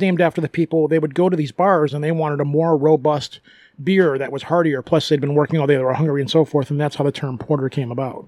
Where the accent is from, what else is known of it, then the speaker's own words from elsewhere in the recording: Michigan, United States; You hold up your right hand because Michigan looks like a right hand, and you point on your hand where you live in the state